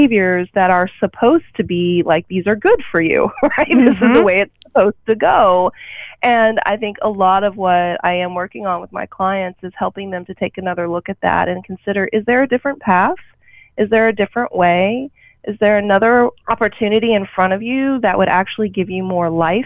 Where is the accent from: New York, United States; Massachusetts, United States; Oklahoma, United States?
Oklahoma, United States; growing up in a small town, I grew up in Oklahoma